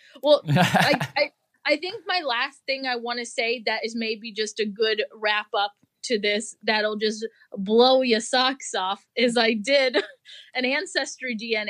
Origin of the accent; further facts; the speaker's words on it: United States; moved away; also born or lived in England; my culture is like American and Polish.